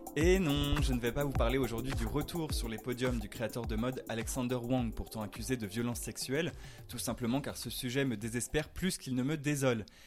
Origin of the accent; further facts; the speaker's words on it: France; accent: French; mon French accent